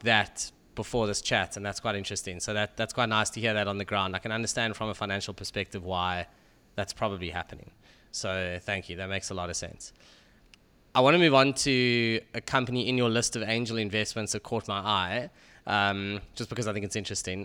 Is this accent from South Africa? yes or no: yes; South Africa; as a South African